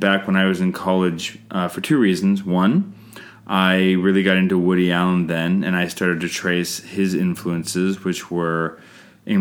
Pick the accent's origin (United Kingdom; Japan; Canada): Canada; I'm Canadian filmmaker